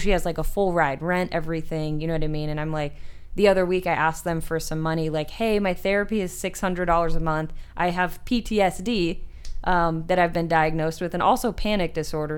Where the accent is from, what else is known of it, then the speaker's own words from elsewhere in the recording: Marseilles, Illinois, United States; now in Arizona, United States; I'm from the Midwest